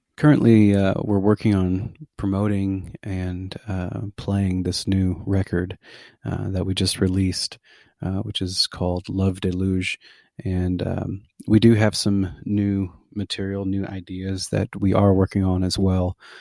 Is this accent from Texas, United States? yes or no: yes; McAllen, Texas, United States; also born or lived in Denton, Texas / Dallas, Texas; now in Lago Vista, United States; I'm originally from McAllen, Texas. That's my that's where I was born. It's my home